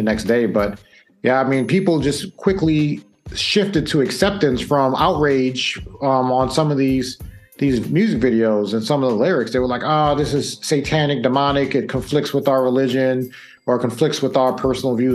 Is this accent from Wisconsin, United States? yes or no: no; New York, United States; growing up in New York